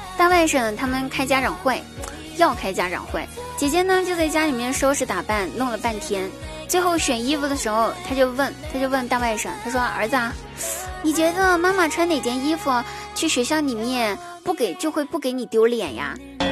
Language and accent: Chinese; southern China, China; 我也是南方人啊